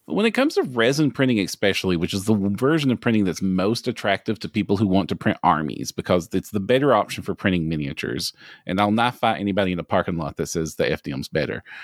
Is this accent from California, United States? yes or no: no; Kentucky, United States; if you can tell from the accent, I'm from Kentucky